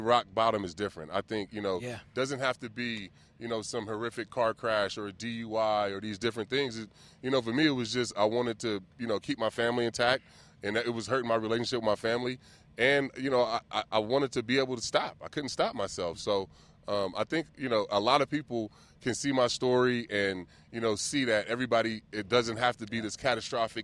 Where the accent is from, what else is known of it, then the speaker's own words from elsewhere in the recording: Vallejo, California, United States; I grew up in the Crest. I grew up in Vallejo